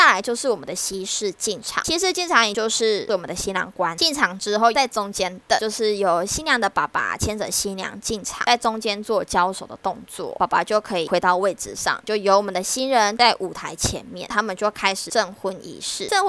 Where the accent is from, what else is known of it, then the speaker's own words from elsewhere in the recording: Taiwan; 不会像我们台湾人吃完嘛，然后他们就会去站在门口跟大家做送客。